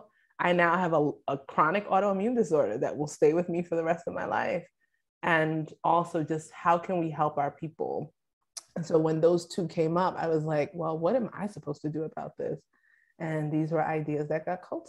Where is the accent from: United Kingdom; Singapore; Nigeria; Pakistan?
Nigeria; as a Nigerian